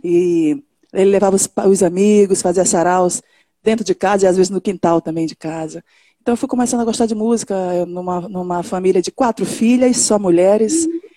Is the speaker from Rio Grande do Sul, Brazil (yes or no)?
no; São Luís, Maranhão, Brazil; cantora, é, nasci em São Luís do Maranhão.